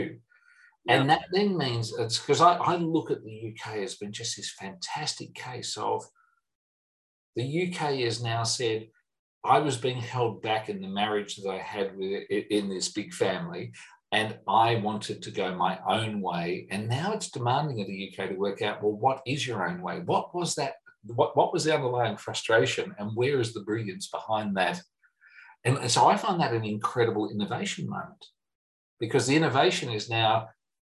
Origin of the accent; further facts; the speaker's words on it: Australia; I'm an Australian